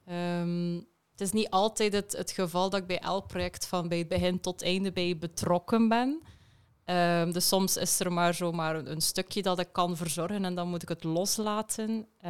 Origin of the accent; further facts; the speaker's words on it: West Flanders, Belgium; accent: West Flemish; West-Vlaams zal ik alvast ook eh, meegeven. Mijn vlaamse tongval zit er wel tussen